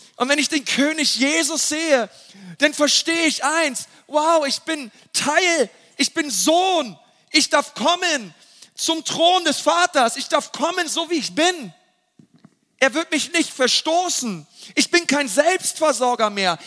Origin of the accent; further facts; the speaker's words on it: Germany; wir als Deutsche